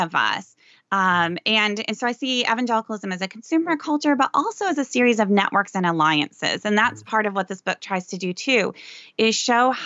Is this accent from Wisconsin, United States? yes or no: no; Sioux Center, Iowa, United States; I grew up in a very ethnic subculture in Northwest Iowa, Dutch Reformed